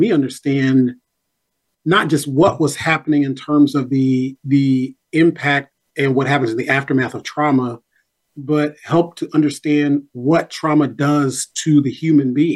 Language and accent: English; Nashville, Tennessee, United States; my own life growing up in North Nashville